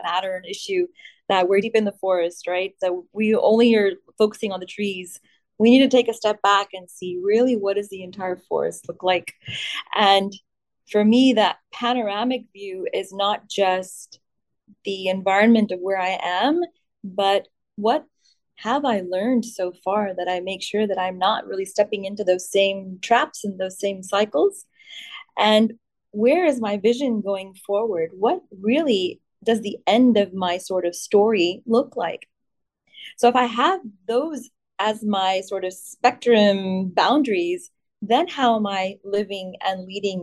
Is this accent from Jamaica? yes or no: no; India; Me being born in India gave me an Indian passport, Indian citizenship